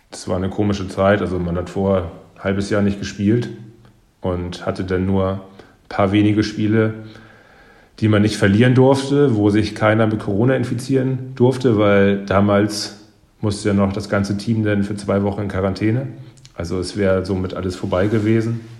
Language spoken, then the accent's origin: German; Northern Germany, Germany; Ähm, ja, ich musste mich am, am Anfang erstmal daran gewöhnen, muss ich sagen. Ähm, hin und wieder sind die Leute hier schon ein bisschen cholerischer. Also ich sag mal, die Norddeutschen sind ja ein bisschen, ein bisschen ruhiger.